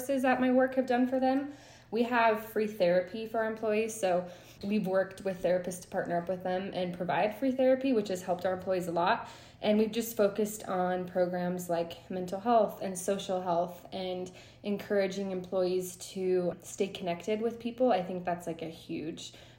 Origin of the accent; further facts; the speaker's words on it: Idaho, United States; I'm from Idaho, a small town in Idaho.